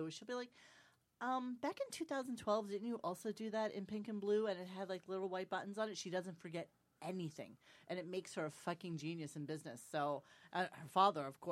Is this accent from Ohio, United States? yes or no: no; New York City, New York, United States; Growing up in Williamsburg, we used to see the Hasidic